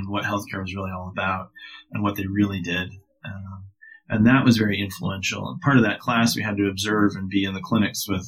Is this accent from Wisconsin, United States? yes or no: yes; Madison, Wisconsin, United States; I grew up in Madison, Wisconsin